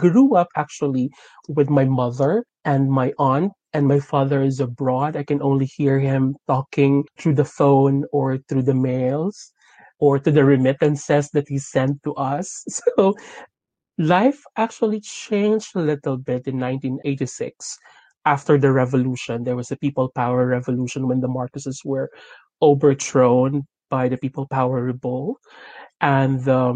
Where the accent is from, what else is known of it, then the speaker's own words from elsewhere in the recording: Las Piñas, Metro Manila, Philippines; moved away as an adult; now in London, United Kingdom; Actually, I was born in Las Piñas City in Manila